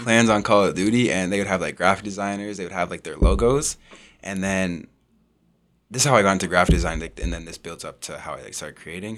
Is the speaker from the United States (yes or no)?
no; Oshawa, Ontario, Canada; also born or lived in Whitby; I grew up in Oshawa. I moved in about grade five